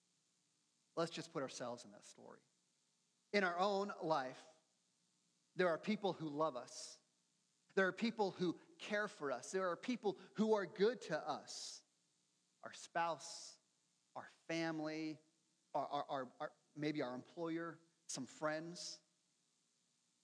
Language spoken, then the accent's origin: English; United States; us Americans